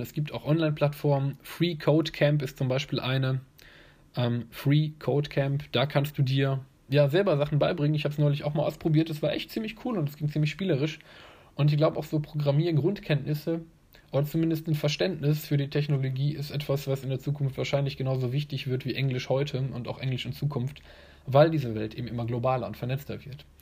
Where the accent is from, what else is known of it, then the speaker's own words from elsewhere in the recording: Germany; hier bei uns in Deutschland